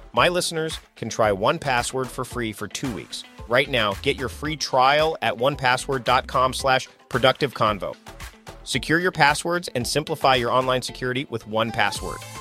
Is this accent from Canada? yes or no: yes; Canada; I'm Canadian